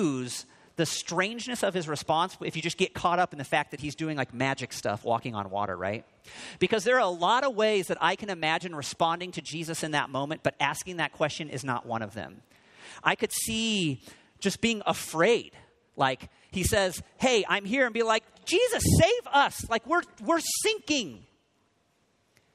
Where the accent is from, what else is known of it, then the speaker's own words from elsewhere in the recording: Missouri, United States; moved away; I grew up just a couple of states away from here in Missouri